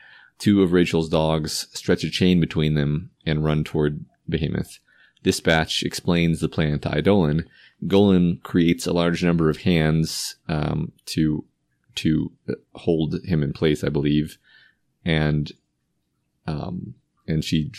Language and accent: English; Texas, United States; I do, although I still don't understand why we talk about Alamo so much. But even as a Texan.